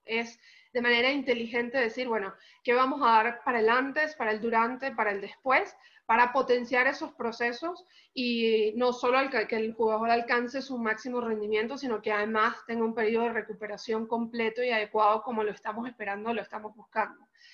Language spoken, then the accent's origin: Spanish; Caracas, Capital District, Venezuela; now in Mexico; soy venezolana, caraqueña, eh, muy, orgullosa de, ser caraqueña